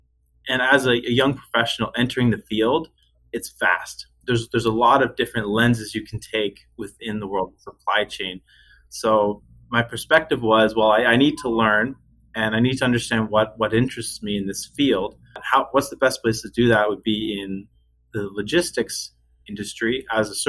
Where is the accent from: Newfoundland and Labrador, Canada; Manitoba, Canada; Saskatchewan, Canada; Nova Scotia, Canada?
Nova Scotia, Canada; just outside of Halifax; moved away as an adult; also born or lived in Ottawa, Ontario; now in Windsor, Canada; I grew up just outside of Halifax, Nova Scotia, Canada